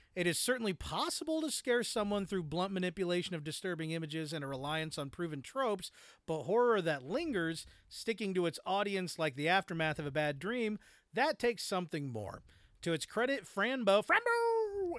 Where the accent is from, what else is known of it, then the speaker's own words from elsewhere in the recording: United States; as an American